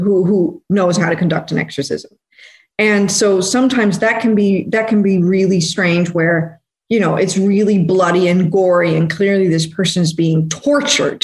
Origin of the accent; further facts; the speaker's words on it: Netherlands; I'm from Holland, and this is a very secular country, so I didn't really grow up with any religion